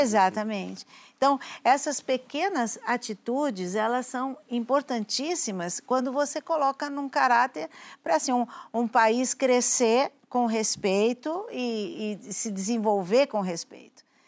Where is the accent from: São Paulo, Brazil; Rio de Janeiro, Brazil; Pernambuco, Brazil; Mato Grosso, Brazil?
São Paulo, Brazil; eu sou da Lapa